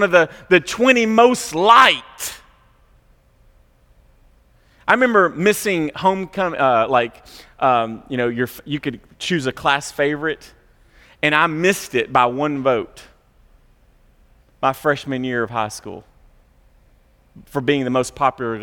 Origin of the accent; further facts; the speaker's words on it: Franklin, Tennessee, United States; we grew up in Franklin, which was much more like 90210 than it was South Central Kentucky